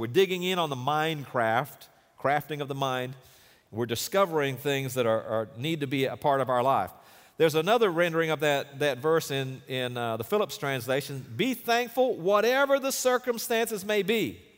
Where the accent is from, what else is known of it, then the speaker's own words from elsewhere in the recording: Durban, KwaZulu-Natal, South Africa; born there; he mentioned that I was born in Durban, South Africa.